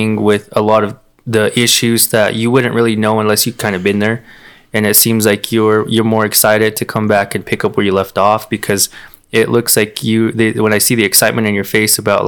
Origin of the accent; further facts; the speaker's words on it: Peña, Seaside, New Mexico, United States; I grew up in Peña. I grew up in Seaside